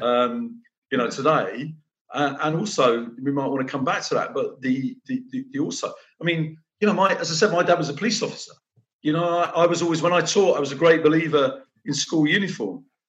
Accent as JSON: {"language": "English", "region": "London", "country": "United Kingdom", "tie": "born or raised there", "moved": "as an adult", "lives_now": "Nottingham, United Kingdom", "said": "it's where I was brought up in North London. My dad was a police officer, brought up in police flats"}